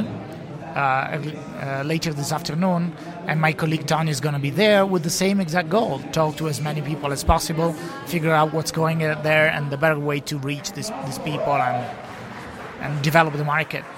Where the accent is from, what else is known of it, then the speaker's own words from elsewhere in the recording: Italy; English is a second language; we come from Italy